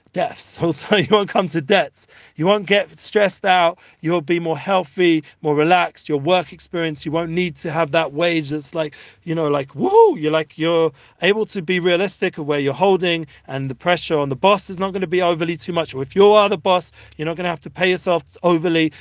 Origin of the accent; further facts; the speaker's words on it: London, United Kingdom; now in Israel; growing up in London and all the other places